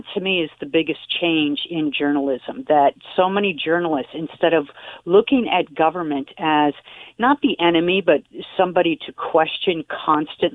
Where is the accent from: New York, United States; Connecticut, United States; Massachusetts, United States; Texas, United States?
Massachusetts, United States; I was born and raised in Massachusetts